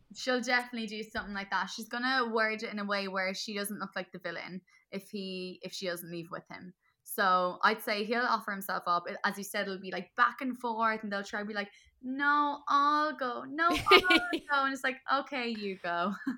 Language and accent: English; Cork, Munster, Ireland; Another Corker, like, my accent just comes back